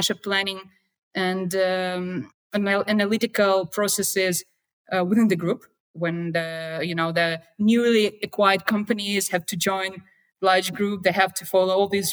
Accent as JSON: {"language": "English", "country": "Russia", "said": "I'm from Russia"}